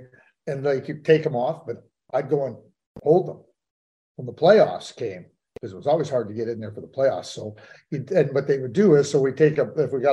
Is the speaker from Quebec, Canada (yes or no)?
yes; Montreal, Quebec, Canada; growing up in Montreal, being in the Forum lots